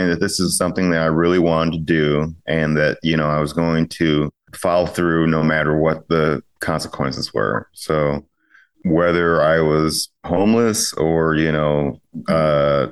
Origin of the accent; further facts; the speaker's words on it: Chicago, Illinois, United States; moved away as an adult; also born or lived in California; I'm originally from the Chicagoland area.